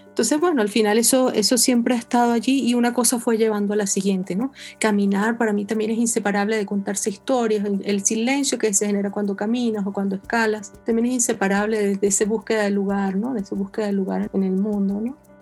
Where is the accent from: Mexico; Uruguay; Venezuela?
Venezuela; moved away as an adult; now in New York, United States; Yo soy venezolana, independientemente de donde viva